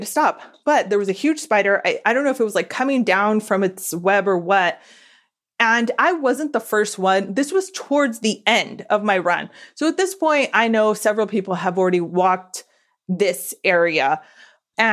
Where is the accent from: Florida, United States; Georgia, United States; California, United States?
California, United States; Southern; I just born and raised in SoCal